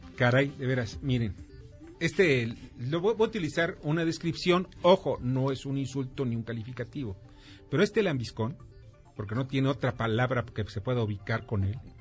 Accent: Mexico; los mexicanos

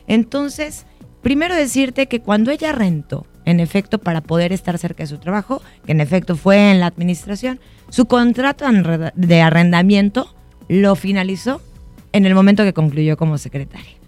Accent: Mexico; en mi país, nuestro país, México

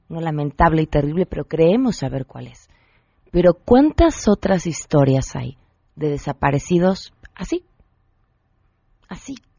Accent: Mexico; como mexicanos

